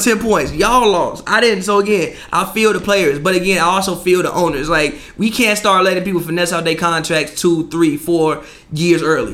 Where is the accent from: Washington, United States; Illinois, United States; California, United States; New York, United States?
Illinois, United States; Chicago; I'm from Chicago